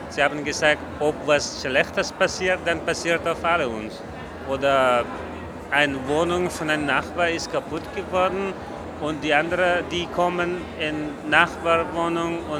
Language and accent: German; Kabul, Afghanistan; German is a second language; now in Vienna, Austria; Ich komme aus Afghanistan, aus äh, Kabul, Hauptstadt von Afghanistan.